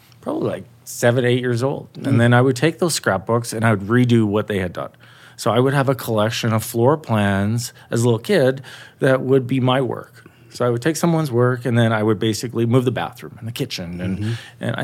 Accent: Calgary, Alberta, Canada; I grew up in Calgary

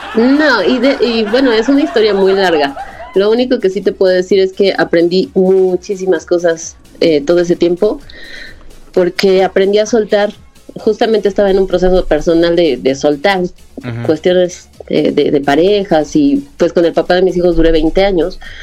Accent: Mexico City, Mexico; also born or lived in Ciudad Nezahualcóyotl, State of Mexico; de la Ciudad de México

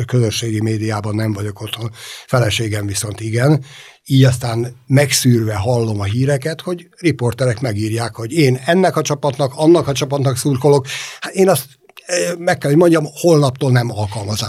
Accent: Budapest, Hungary; a Ferencváros kellős közepén nőttem föl

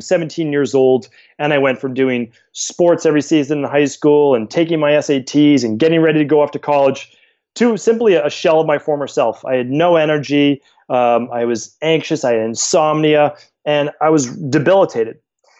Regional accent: Medford, Massachusetts, United States; I live in Boston now, but I grew up in Medford, Massachusetts, and great town, city to grow up in.

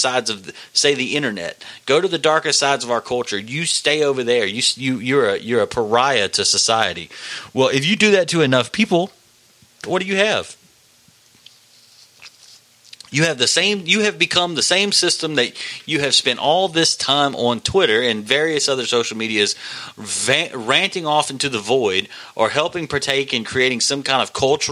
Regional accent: United States; I'm an American

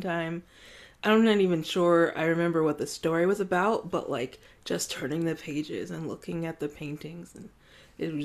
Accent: Washington, District of Columbia, United States; now in Tucson, United States; I currently live in Tucson, Arizona, although I grew up in Washington, D.C.

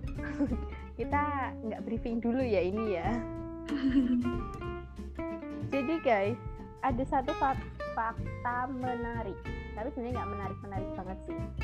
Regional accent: Surakarta, Central Java, Indonesia; moved away as an adult; now in Semarang, Indonesia; Solo adalah kota kelahiranku, tapi aku sedang mengejar gelar STP di kota Lumpia, yaitu kota Semarang

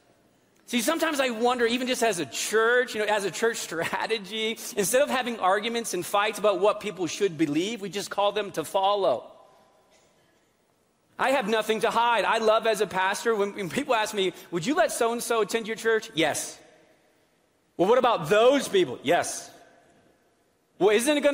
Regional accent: New England, United States; moved away; I grew up in New England

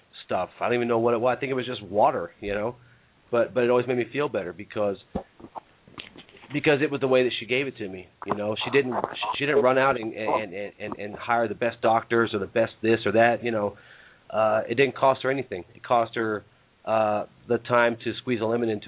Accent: Reno, Nevada, United States; we're from the United States here. I'm from Reno

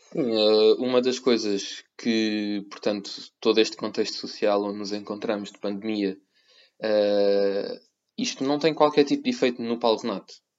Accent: Portugal; now in Cyprus; sendo português eu

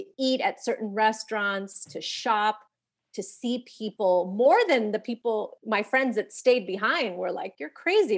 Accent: Los Angeles, California, United States; also born or lived in San Fernando; grew up here in the Northeast San Fernando Valley in Pacoima

